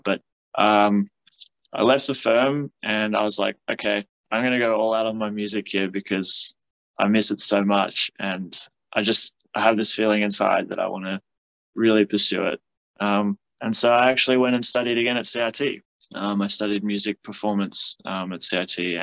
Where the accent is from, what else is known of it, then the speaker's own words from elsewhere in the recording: South Africa; now in Canberra, Australia; I've been living in Canberra now for about 10 years. I'm from South Africa